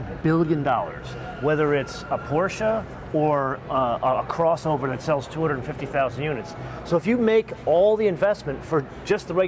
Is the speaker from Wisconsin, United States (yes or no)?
no; New York City, New York, United States; I lived here most of my life, actually. I was born here, went to high school on the Upper West Side